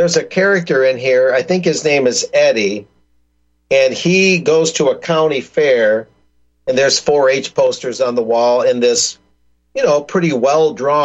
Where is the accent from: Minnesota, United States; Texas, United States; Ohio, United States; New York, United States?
Texas, United States; South; I go to the local library in my hometown in South Texas